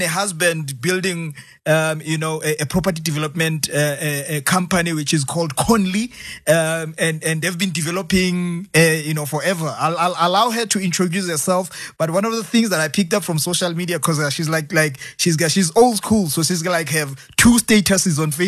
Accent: Sebokeng, Gauteng, South Africa; I'm from the Val, by the way, from Sibukeng

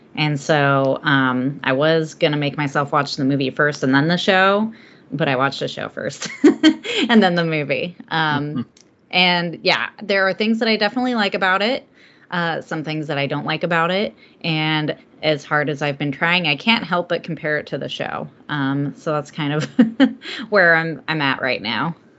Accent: Southern California, United States; now in Oregon, United States; I'm from Southern California originally

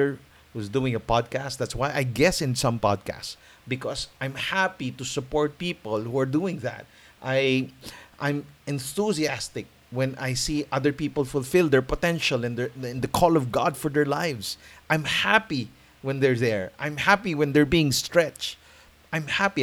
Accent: Philippines

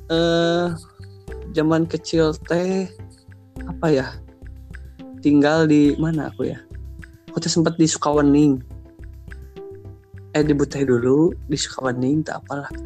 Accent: Garut, West Java, Indonesia; born there; aku lahir di Garut.

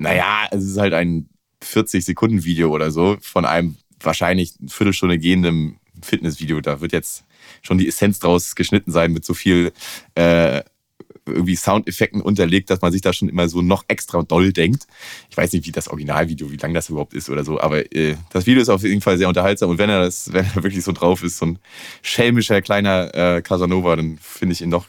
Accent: Northern Germany, Germany; now in Cologne, Germany; ich bin ja aus dem Norden

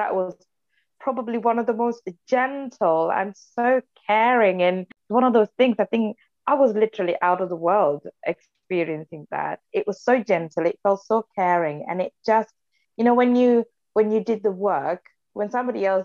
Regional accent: Sri Lanka; English is a second language; moved away as an adult; where I'm from, I was born and raised in Sri Lanka. I left Sri Lanka 13 years ago, so I was 28

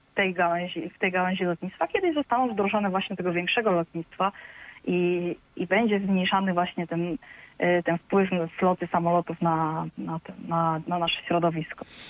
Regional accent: Silesian Voivodeship, Poland; moved away; ja pochodzę ze Śląska

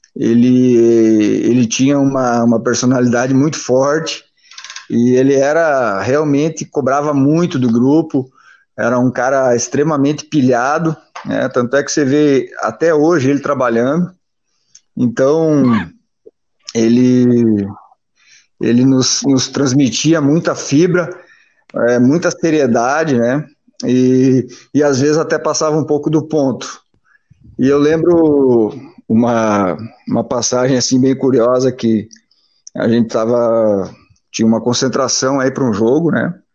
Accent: Machadinho, Rio Grande do Sul, Brazil; Eu nasci em Machadinho, né? Interior do Rio Grande do Sul

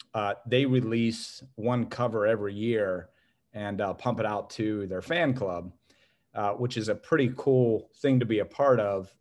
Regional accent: Youngstown, Ohio, United States; also born or lived in Canfield, Ohio; born and raised in Youngstown, Ohio, went to, uh, inner city schools

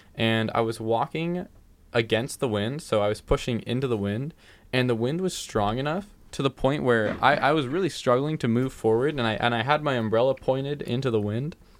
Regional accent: California, United States; I'm from California

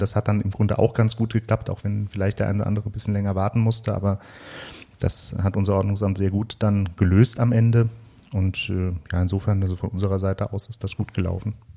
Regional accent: Frankfurt, Germany; ich bin ja nun in Frankfurt geboren

